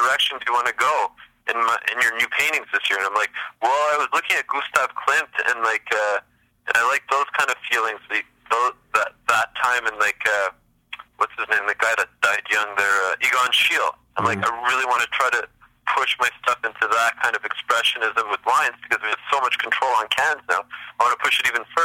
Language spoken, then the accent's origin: English; Montreal, Quebec, Canada; I grew up in Montreal